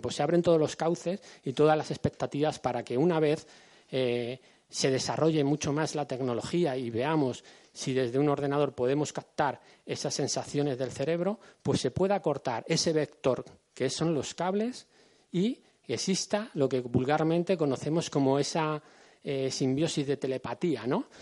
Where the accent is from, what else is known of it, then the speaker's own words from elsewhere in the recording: Madrid, Community of Madrid, Spain; somos gente de aquí, somos gente del Pardo